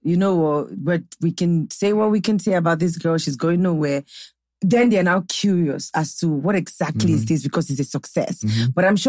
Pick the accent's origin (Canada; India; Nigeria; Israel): Nigeria; And I'm Nigerian